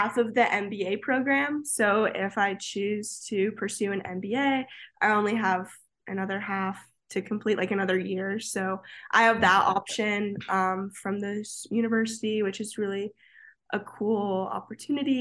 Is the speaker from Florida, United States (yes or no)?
yes; Florida, United States; moved away as an adult; growing up in Florida